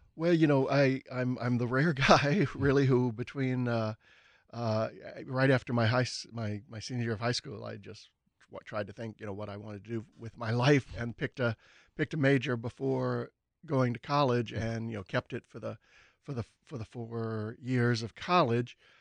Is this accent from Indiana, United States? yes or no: no; New Orleans, Louisiana, United States; moved away; I grew up in New Orleans and I wanted to stay, you know, in New Orleans or in the area